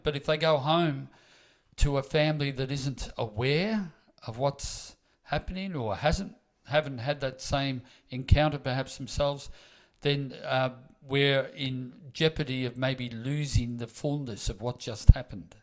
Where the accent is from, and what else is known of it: Melbourne, Victoria, Australia; now in Queensland, Australia